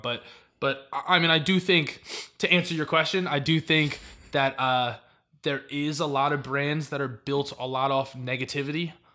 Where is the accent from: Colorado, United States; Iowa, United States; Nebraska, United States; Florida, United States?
Florida, United States; Miami; I was born in Miami